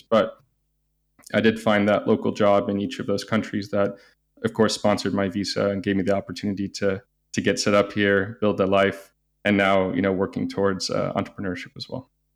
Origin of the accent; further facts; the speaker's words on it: California, United States; moved away as an adult; also born or lived in Singapore / Beijing, China / Japan; now in Porto, Portugal; I'm originally from the United States, born and raised there, uh, say mostly from California